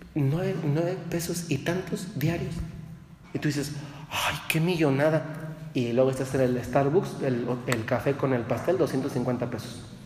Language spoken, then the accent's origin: Spanish; Dolores Hidalgo, Guanajuato, Mexico; yo me acuerdo cuando era niño, yo soy de Dolores y Hidalgo, Guanajuato